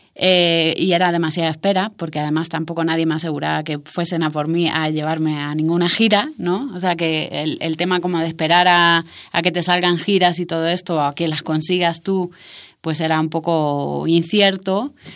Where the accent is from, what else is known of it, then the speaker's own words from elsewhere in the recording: Almería, Andalusia, Spain; moved away as an adult; also born or lived in Madrid / Canary Islands; yo me crié en Almería, que es, eh, es un, forma parte de Andalucía en España